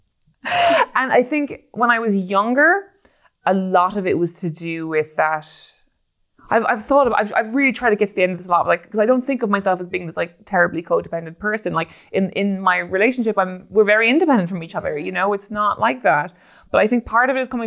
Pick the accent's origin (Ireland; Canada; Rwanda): Ireland; as an Irish woman